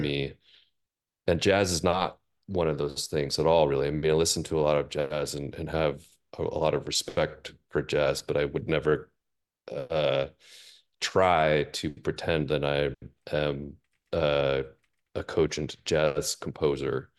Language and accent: English; Seattle, Washington, United States; moved away as an adult; I grew up in Seattle really my, my whole life.